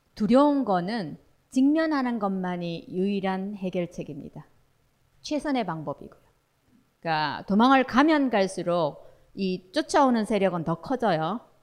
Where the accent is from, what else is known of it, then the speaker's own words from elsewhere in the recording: Daegu, South Korea; 저 대구 출신인데